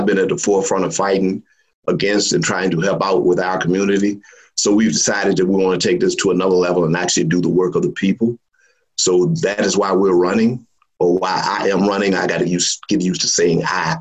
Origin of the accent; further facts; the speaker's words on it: Richmond, Virginia, United States; I am a Northside native, born and raised in the Providence Park community